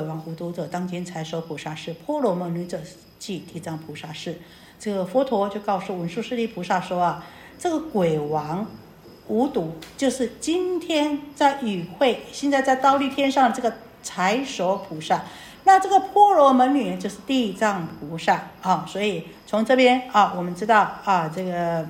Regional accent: Taiwan; 我们台湾人好像礼轻情意重

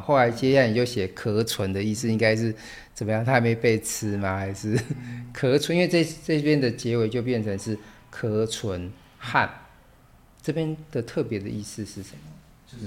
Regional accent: Taiwan; 我们台湾人

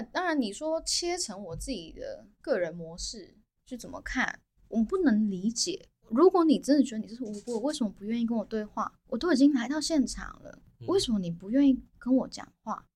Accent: Taiwan; 我也是台湾人啊

